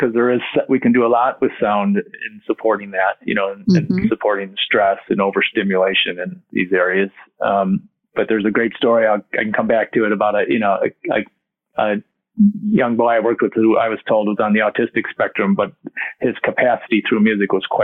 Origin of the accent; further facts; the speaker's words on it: Detroit, Michigan, United States; We had a family of 9 and we grew up in Detroit